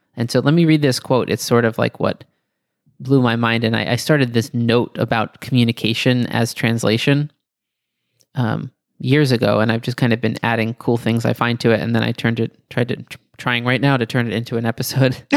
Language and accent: English; Greece; my childhood memories of running through the pebbles in Greece